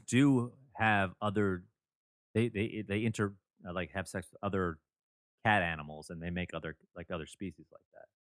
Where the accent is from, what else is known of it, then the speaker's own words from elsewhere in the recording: Toronto, Ontario, Canada; my hometown of Toronto